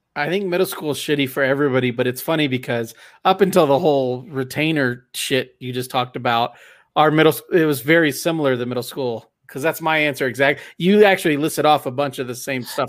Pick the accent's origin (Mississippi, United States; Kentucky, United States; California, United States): California, United States; Southern; I grew up in Southern California